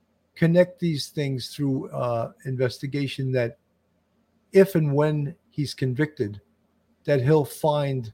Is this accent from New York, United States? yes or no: yes; Long Island, New York, United States; I grew up on Long Island